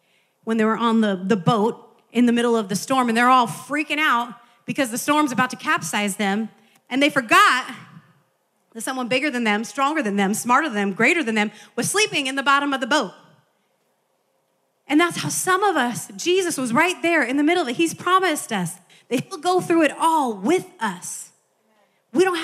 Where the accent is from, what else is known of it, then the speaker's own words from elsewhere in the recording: Midwest, United States; now in California, United States; as a child growing up in the Midwest